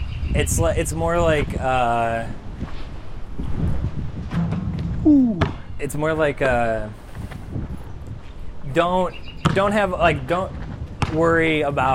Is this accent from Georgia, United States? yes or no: no; Chicago, Illinois, United States; moved away; being from the South Side